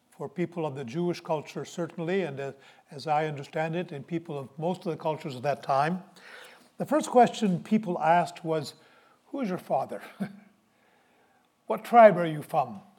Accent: Halifax, Nova Scotia, Canada; moved away; also born or lived in Toronto / Saint John; I was born in Toronto. When I was nine months old, I had the good sense to say to my parents, We're leaving this place. And our family moved to Halifax. And I lived in Halifax

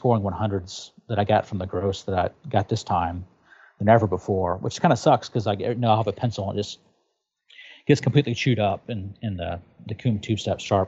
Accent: Tennessee, United States; moved away; I'm from Tennessee originally

